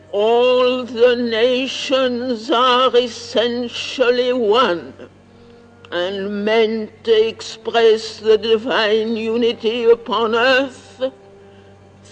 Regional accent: France; now in Pondicherry, India; I am French by birth and early education.

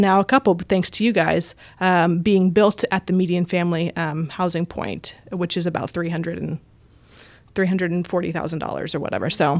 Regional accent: Houston, Texas, United States; now in Austin, United States; I'm from Houston, um, but have lived the last doing quick math in my head. Eight, eight years, eight years here in Austin.

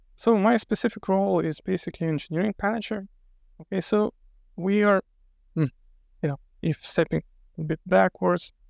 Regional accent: Lithuania; I'm from Lithuania

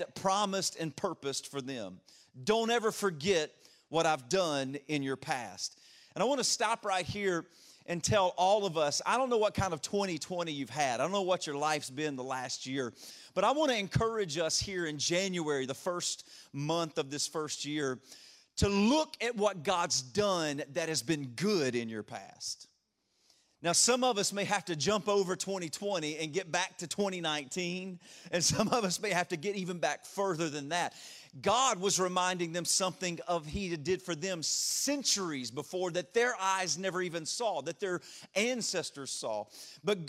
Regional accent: Louisiana, United States; accent: a little bit of a draw; moved away as an adult; also born or lived in Detroit area; now in Ashburn, United States; I grew up in Louisiana

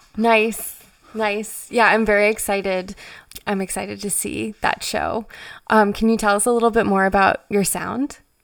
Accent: Frederick, Maryland, United States; Frederick is my hometown

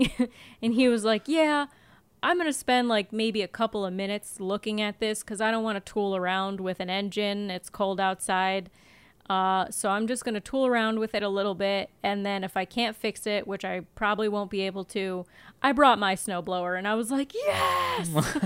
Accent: United States; I grew up in America

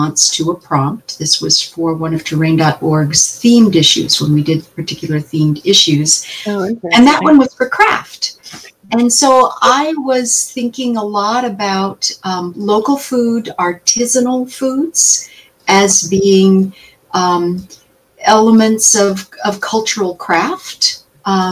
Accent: Appalachia, United States; moved away as an adult; now in Kansas, United States; I grew up in Appalachia

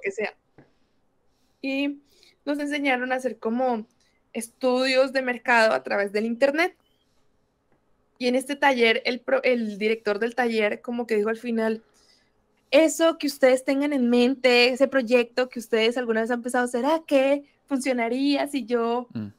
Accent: Bucaramanga, Santander, Colombia; also born or lived in Brazil; Soy colombiana y soy específicamente de una ciudad que se llama Bucaramanga

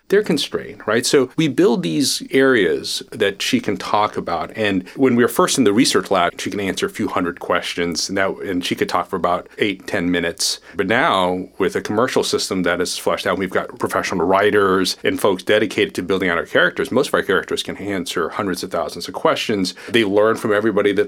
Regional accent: Tulsa, Oklahoma, United States; moved away; also born or lived in Kuala Lumpur, Malaysia / Jakarta, Indonesia / Chapel Hill, North Carolina; I moved to the U.S. when I was 5, for example. So I grew up in Tulsa, Oklahoma

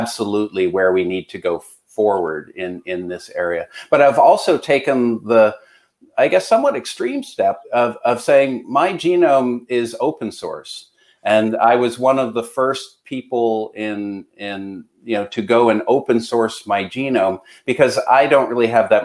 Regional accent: Canada; I'm Canadian

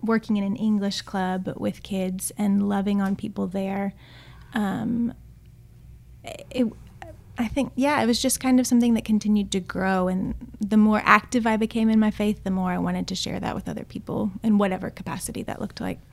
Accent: Austin, Texas, United States; moved away as an adult; also born or lived in Chile; I'm originally from Austin, Texas, born and raised

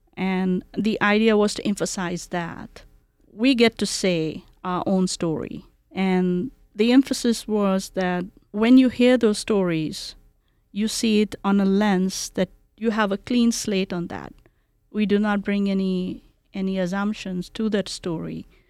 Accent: Kolkata, West Bengal, India; English is a second language; now in Boise, United States; So I grew around culture and community in Calcutta, India.

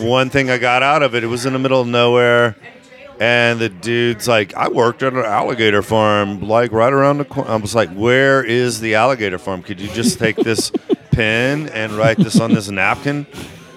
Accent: Minden, Louisiana, United States; I'm from Minden

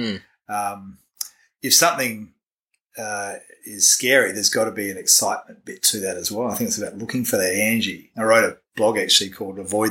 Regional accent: Bridgetown, Western Australia, Australia; also born or lived in Dunsborough, Western Australia; now in New Zealand; I was born in a little town called Bridgetown, which is in the southwest of Western Australia

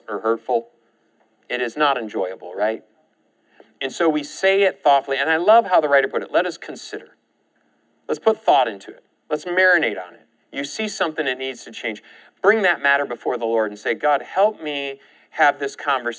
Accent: Michigan, United States; now in Oklahoma, United States; in my case, from Michigan

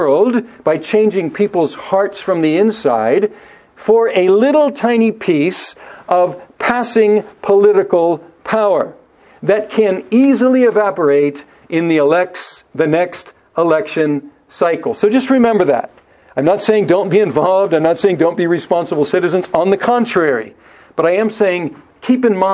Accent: United States; moved away as an adult; also born or lived in Guadalajara, Mexico; I'm from the United States, I'm a Christian pastor, and I'm here to start new churches

